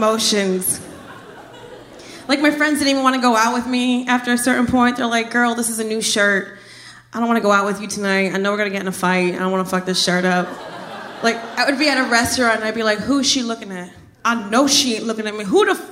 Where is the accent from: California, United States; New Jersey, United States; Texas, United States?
New Jersey, United States; Trenton; moved away as an adult; also born or lived in Miami, Florida; I'm originally from Jersey